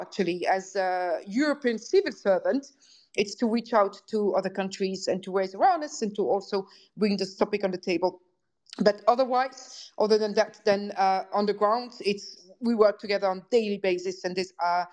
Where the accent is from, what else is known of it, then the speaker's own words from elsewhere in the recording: Belgium; now in Netherlands; I'm from Belgium. I live in the Netherlands. I'm not Ukrainian